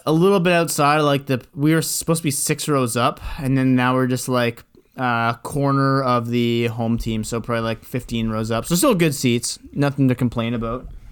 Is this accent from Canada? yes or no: yes; Canada; we're Canadian